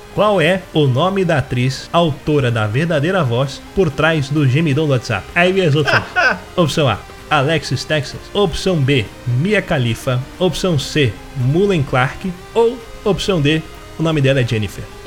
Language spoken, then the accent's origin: Portuguese; Rio de Janeiro, Brazil; também sou do Rio